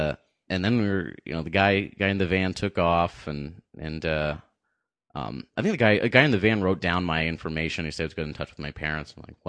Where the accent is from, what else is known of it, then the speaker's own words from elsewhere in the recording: Pelham, New Hampshire, United States; I'm from the Pelham side of town. That's the wrong side of the tracks.